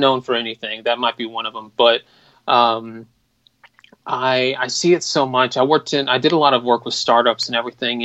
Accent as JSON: {"language": "English", "town": "Atlanta", "region": "Georgia", "country": "United States", "tie": "born or raised there", "said": "I'm from Atlanta, Georgia"}